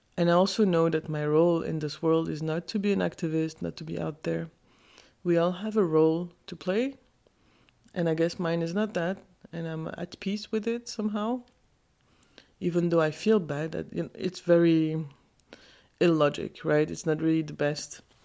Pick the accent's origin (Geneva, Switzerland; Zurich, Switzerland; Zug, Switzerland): Geneva, Switzerland; I was born in Switzerland, in Geneva.